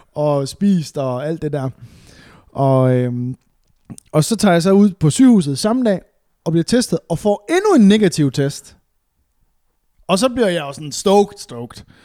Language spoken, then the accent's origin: Danish; West Jutland, Central Denmark Region, Denmark; moved away; jeg er jo fra Vestjylland af